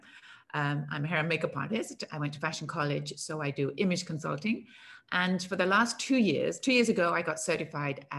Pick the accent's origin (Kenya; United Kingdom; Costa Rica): United Kingdom; England; also born or lived in United States; now in Cannes, France; I live in the south of France. I'm English.